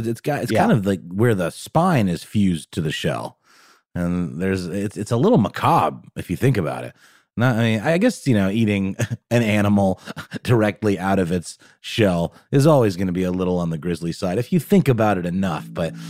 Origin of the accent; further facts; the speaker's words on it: Germany; English is a second language; When I was a kid, when I was once a young German boy growing up in Germany, I was a huge fan of escargot